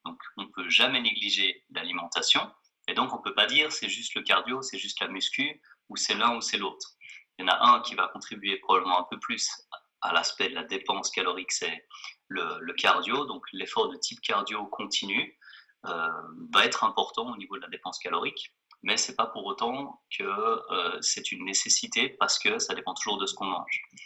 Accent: Geneva, Switzerland; je suis de Genève

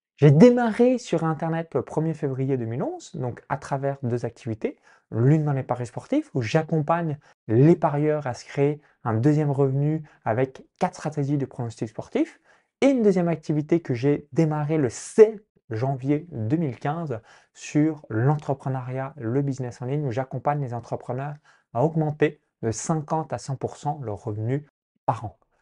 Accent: a farm 20 km from Chalon-sur-Saône, Bourgogne-Franche-Comté, France; j'ai grandi dans une ferme agricole à 20 km de Chalon-sous-Saône, donc dans un petit village

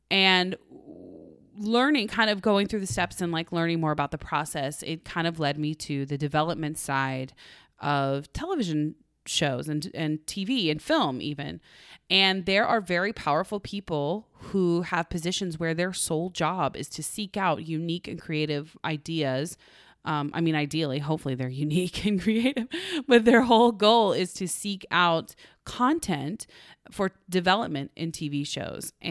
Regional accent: Canada; I am Canadian.

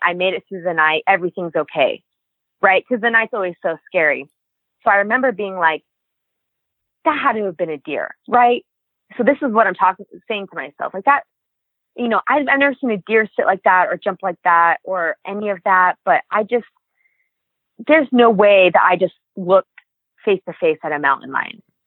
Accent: Reno, Nevada, United States; I'm from Reno, Nevada

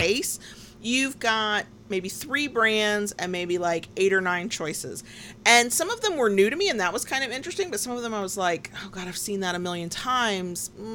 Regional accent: the Bible Belt, United States; I was raised in the Bible Belt

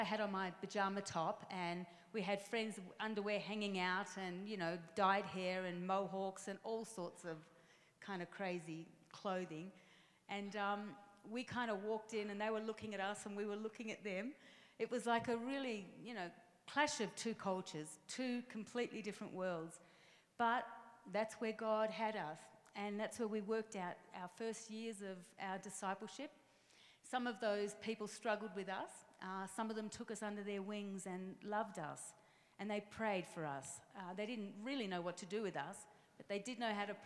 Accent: Melbourne, Victoria, Australia; accent: Australian; downtown Melbourne in Australia, which is where my accent is from

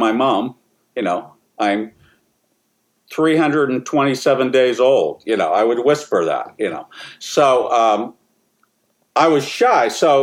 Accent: Sharon, Pennsylvania, United States; born or raised there

